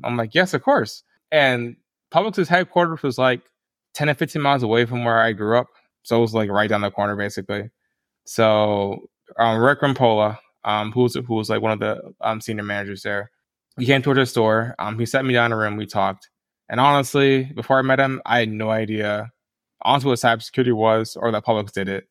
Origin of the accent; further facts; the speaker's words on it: Tampa, Florida, United States; moved away; I grew up in Tampa, Florida. That's where I'm from originally